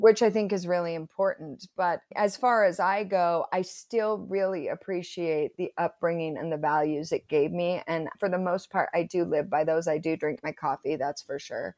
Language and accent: English; Provo, Utah, United States; I grew up in Provo, went to Timview High School, total Provo girl